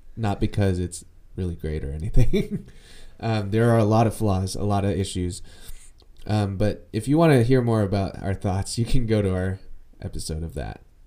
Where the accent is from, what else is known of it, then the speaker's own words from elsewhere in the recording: United States; I am Asian American